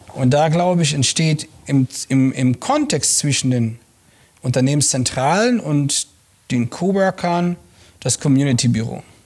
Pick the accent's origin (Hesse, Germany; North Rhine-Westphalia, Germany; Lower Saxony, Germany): North Rhine-Westphalia, Germany; Langerwehe; moved away as an adult; also born or lived in Munich; now in Regensburg, Germany; ich bin ja in Langerwehe groß geworden, äh, zwischen Köln und Aachen